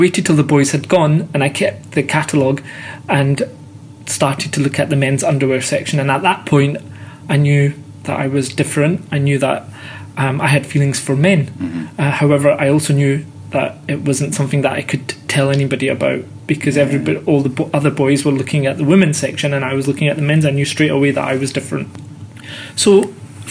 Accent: Scotland, United Kingdom; born and brought up in Scotland

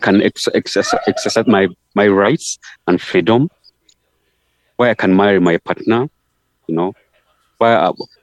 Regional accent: Uganda; moved away as an adult; now in Kakuma refugee camp, Kenya; I come from Uganda

